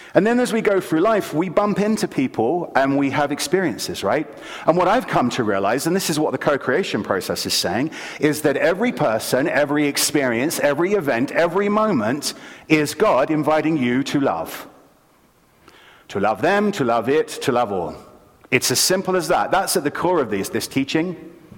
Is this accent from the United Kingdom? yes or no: yes; London, United Kingdom; moved away; I grew up in London, England, and in city London.